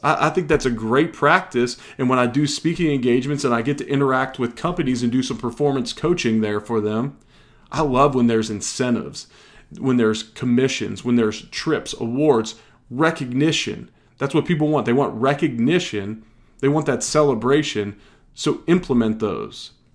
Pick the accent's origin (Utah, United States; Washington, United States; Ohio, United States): Ohio, United States; Cincinnati; moved away; I'm originally from Cincinnati, so a bunch of my buddies are big-time Bengals fans